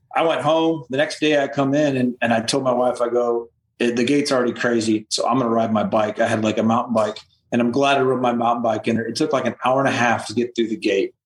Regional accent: Midwest, United States; moved away as an adult; I'm from the Midwest

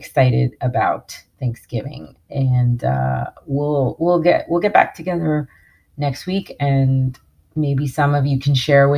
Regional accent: New York, United States; I grew up in New York

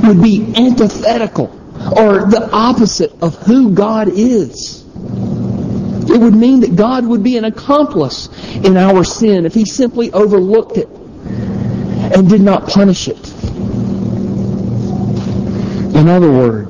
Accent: the South, United States; also born or lived in South Carolina; when I grew up in the South, out in the country

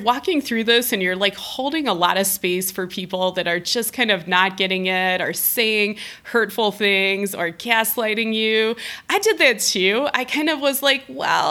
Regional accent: Ohio, United States; now in Denver, United States; moving back to Ohio, to my home state

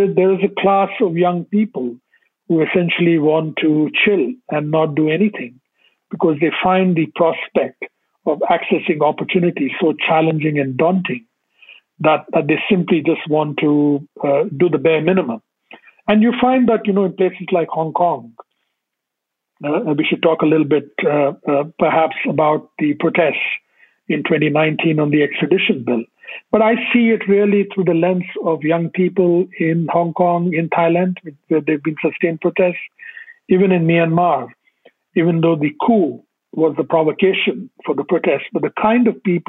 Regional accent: India; I grew up in India

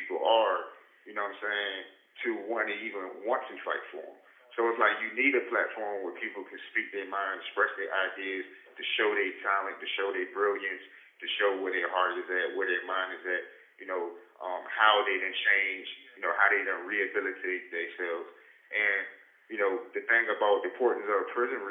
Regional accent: Landover, Maryland, United States; I'm from Maryland, you know, Landover, Killand

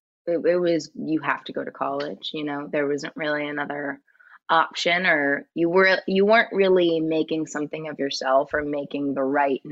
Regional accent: San Jose, California, United States; Yeah, it's like the Bay Area, California.

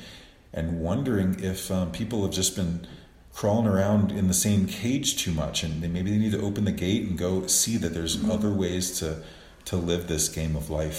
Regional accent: New Orleans, Louisiana, United States; now in Cuenca, Ecuador; I'm from the South. I'm from New Orleans originally

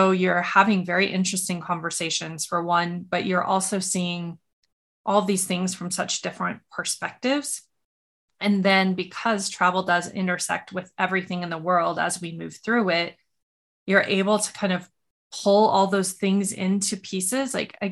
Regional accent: Montana, United States; I grew up in Montana

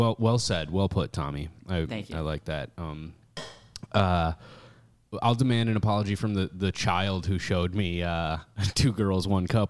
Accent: Stillwater, Minnesota, United States; I was raised in the East Metro of the Twin Cities

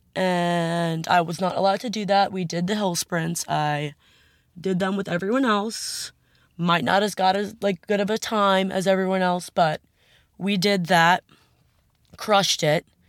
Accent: Long Island, New York, United States; I'm from Long Island

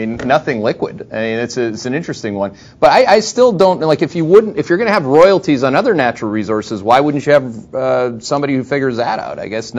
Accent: Canada; I'm from Canada

